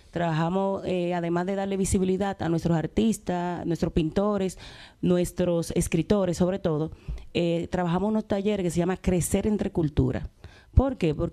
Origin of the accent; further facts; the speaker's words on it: Dominican Republic; now in Spain; Muchas veces desconocemos cosas que nos da España, y nosotros como dominicanos acercamos esas informaciones